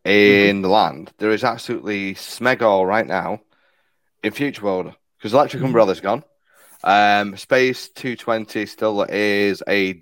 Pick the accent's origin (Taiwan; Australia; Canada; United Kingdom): United Kingdom; because we're British